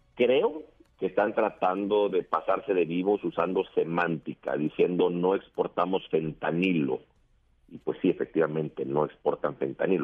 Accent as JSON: {"language": "Spanish", "country": "Mexico"}